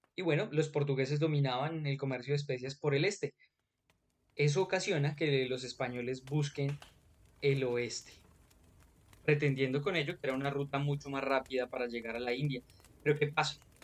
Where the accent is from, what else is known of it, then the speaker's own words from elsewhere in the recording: Colombia; Acá en nuestro territorio, en nuestro Colombia